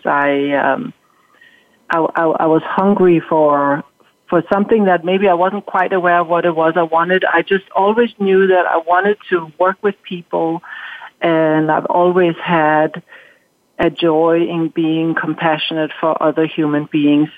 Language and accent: English; Denmark; moved away as an adult; now in United States; growing up in Denmark